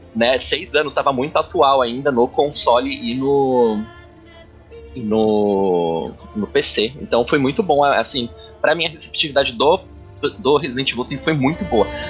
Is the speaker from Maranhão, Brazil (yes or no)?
no; Limeira, São Paulo, Brazil; moved away as an adult; also born or lived in Santos; eu saí de Limeira, do interior, com 18 anos, vim pro litoral, para Santos